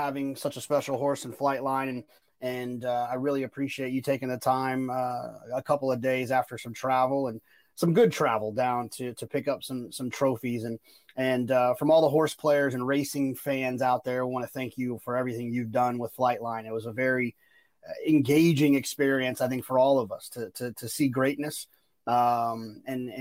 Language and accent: English; Dallas, Texas, United States; moved away; I grew up in Dallas, Fort Worth